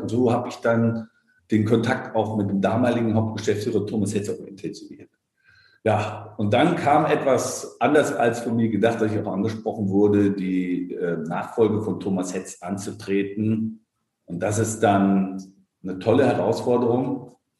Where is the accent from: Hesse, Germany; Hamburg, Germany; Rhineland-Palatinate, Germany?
Hesse, Germany; Darmstadt; moved away as an adult; also born or lived in Frankfurt am Main; now in Berlin, Germany; bin ich in Darmstadt geboren, dort auch aufgewachsen